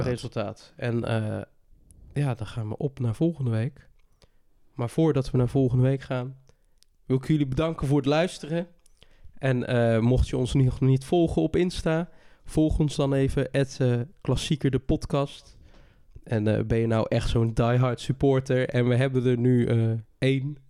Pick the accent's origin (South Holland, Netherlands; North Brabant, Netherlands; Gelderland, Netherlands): North Brabant, Netherlands; bij ons in Brabant